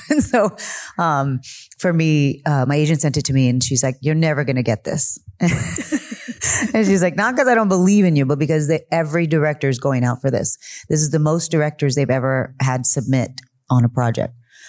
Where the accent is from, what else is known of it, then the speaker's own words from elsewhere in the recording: United States; I am Chicana. I am Mexican-American.